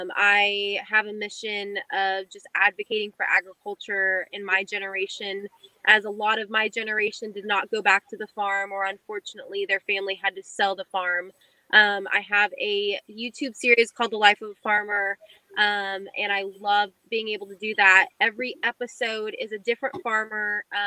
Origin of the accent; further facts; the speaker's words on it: Fresno, California, United States; now in Middle Tennessee, United States; We're originally from Fresno, California. We were dairy farmers there for the first 80 years, I guess.